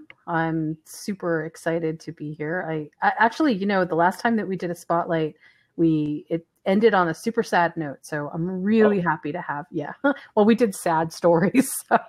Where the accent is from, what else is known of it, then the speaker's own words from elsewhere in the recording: New York, United States; now in Maui, United States; I'm on Maui. I should have said that. Yeah, I'm on Maui.